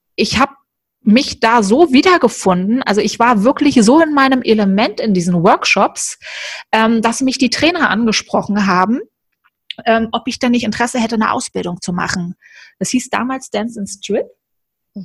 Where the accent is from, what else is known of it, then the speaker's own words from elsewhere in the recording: Berlin, Germany; moved away; also born or lived in Cologne; ich bin ja in Berlin aufgewachsen und dann bin ich dann irgendwann nach Köln gezogen